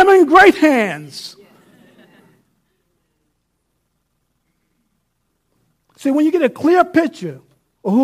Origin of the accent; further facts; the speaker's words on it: New York City, New York, United States; now in Abilene, United States; I live in Abilene, Texas. I'm from New York City